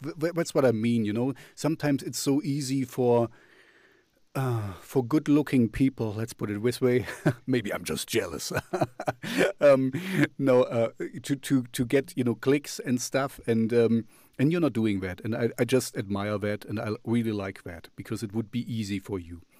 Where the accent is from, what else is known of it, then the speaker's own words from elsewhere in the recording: Moscow, Russia; English is a second language; where I'm coming from Moscow and Russia, it's so easy to use your looks to kind of clickbait and to kind of get things done